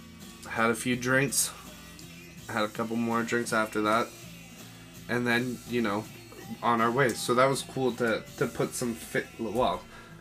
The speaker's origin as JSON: {"language": "English", "town": "Brantford", "region": "Ontario", "country": "Canada", "tie": "born or raised there", "moved": "yes", "said": "my hometown of Brantford"}